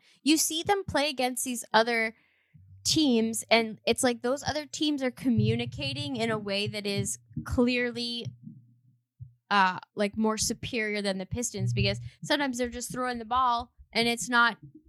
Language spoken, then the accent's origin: English; Toronto, Ontario, Canada; now in Windsor, Canada; We're from Toronto essentially. Like, that's where we met, and that's like where the band was formed and whatnot.